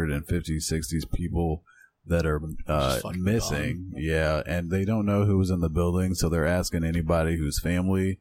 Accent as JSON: {"language": "English", "region": "Iowa", "country": "United States", "said": "I'm from Iowa, so in Iowa, when you turn 14, you can get your driver's permit"}